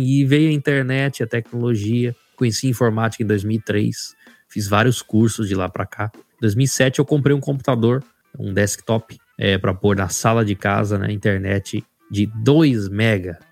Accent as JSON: {"language": "Portuguese", "town": "Rondonópolis", "region": "Mato Grosso", "country": "Brazil", "tie": "born or raised there", "also_born_or_lived": "Cascavel, Paraná"}